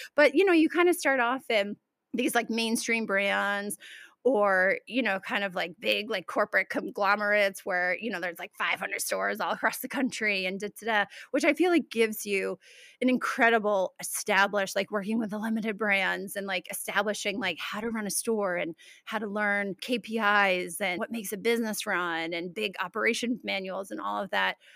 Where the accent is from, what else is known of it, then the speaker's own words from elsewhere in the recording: Albany, New York, United States; moved away as an adult; also born or lived in Keene, New Hampshire; I'm Albany, Saratoga area, tri-state, capital district. Went to school there.